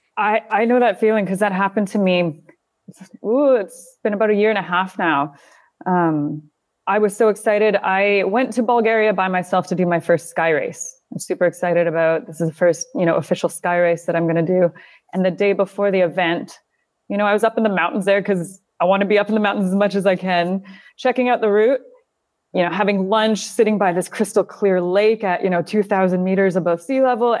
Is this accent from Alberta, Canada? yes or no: yes; near Calgary, Alberta, Canada; moved away as an adult; also born or lived in South Carolina / Northern Italy / United Kingdom / Kuwait; now in Doha, Qatar; I grew up in Canada, um, near Calgary, Alberta. until I was about twenty-one